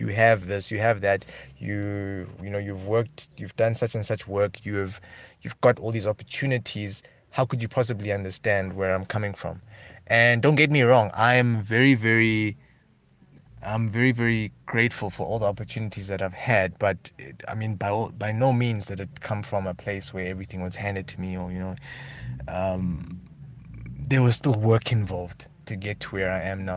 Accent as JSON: {"language": "English", "country": "Lesotho", "tie": "born or raised there", "said": "I was born in Missouri, um, in Lesotho, in Marijah Hospital, nineteen eighty-nine"}